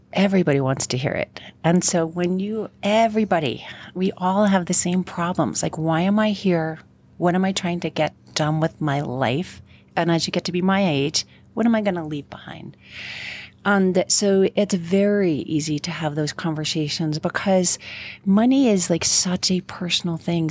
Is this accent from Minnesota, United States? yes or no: no; New York, United States; now in Colorado, United States; I am from New York and not Colorado